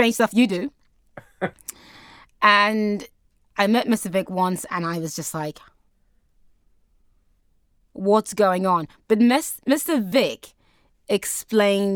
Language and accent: English; South Africa; moved away; my hometown in the desert